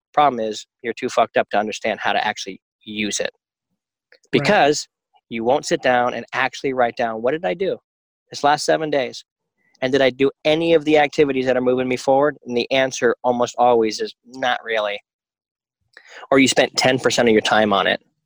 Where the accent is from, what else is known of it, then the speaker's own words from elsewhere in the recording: United States; as an American